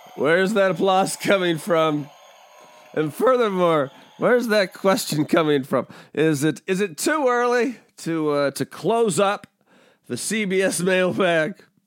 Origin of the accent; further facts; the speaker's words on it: Pacific Northwest, United States; I'm from the Pacific Northwest, like, I'm a, I'm a Pacific Northwest kid